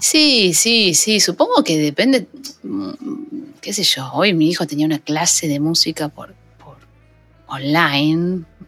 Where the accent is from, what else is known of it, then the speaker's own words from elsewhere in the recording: La Matanza, Buenos Aires Province, Argentina; Yo soy un barrio del conurbano, eh, soy de Aedo, pero criada en un barrio en La Matanza.